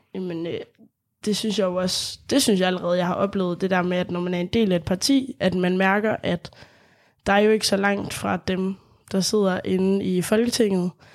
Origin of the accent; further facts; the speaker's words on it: Lemvig, Central Denmark Region, Denmark; Jeg kommer selv fra Lemvig, så det er sådan, Deep, deep west